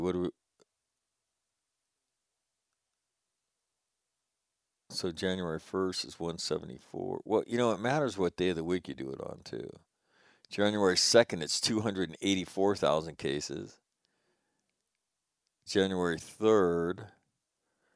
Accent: California, United States; my home state of California

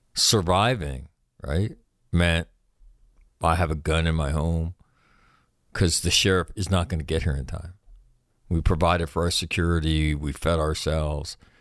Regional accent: California, United States; I'm from California.

